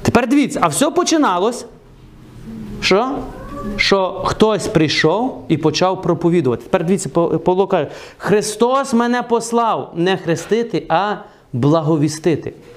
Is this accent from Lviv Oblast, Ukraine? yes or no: yes; Truskavets, Lviv Oblast, Ukraine; Я виріс в Трускавці